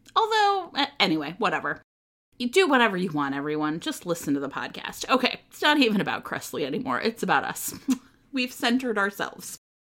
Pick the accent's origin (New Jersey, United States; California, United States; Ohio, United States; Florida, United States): Ohio, United States; I grew up in Ohio, and there's this amazing place called Cedar Point